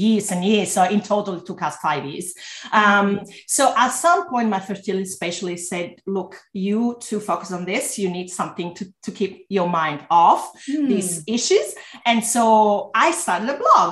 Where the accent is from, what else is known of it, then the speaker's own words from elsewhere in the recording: Italy; English is a second language; moved away as an adult; now in Melbourne, Australia; I'm originally from Italy, if you have a bit of an accent, but I've studied and worked in different countries. And I'm now based in Melbourne, Australia.